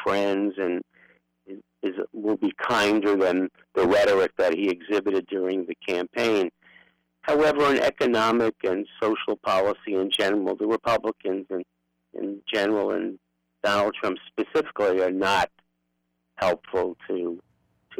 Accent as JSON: {"language": "English", "town": "New York City", "region": "New York", "country": "United States", "accent": "Brooklyn", "moved": "as an adult", "lives_now": "San Francisco, United States", "said": "I'm an old lefty Jew from Brooklyn, in fact, from Bernie's neighborhood"}